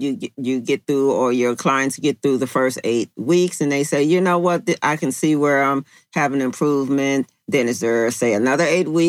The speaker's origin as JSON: {"language": "English", "town": "Chicago", "region": "Illinois", "country": "United States", "said": "you said you're originally from New York and I'm originally from Chicago."}